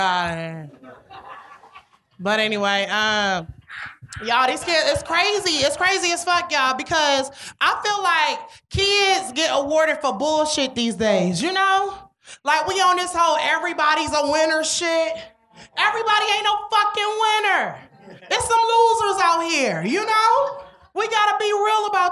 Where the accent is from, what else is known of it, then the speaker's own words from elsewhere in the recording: Detroit, Michigan, United States; now in New York City, United States; I'm from Detroit.